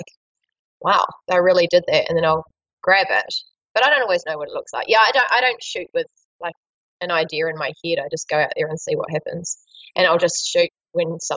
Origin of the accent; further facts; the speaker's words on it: Marlborough, New Zealand; in my hometown